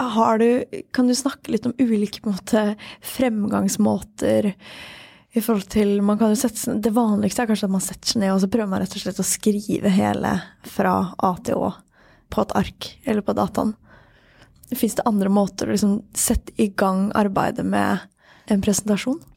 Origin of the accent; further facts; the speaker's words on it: Sweden; Norwegian is a second language; moved away; jeg er svensk og lettere språkforvirra